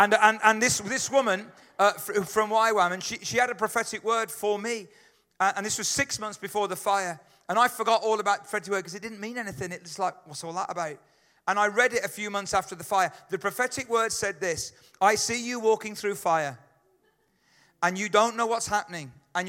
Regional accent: Atlanta, Georgia, United States; Because we're from Atlanta, which is in Georgia, which is the south of America

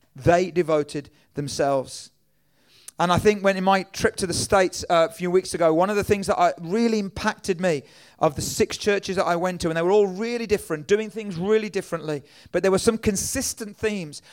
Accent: England, United Kingdom; I'm from England

